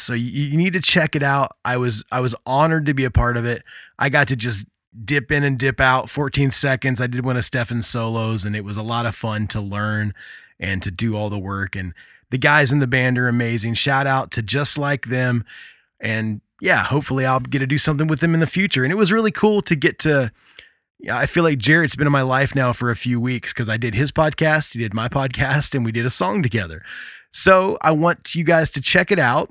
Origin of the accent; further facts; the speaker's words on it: Indiana, United States; my home state of Indiana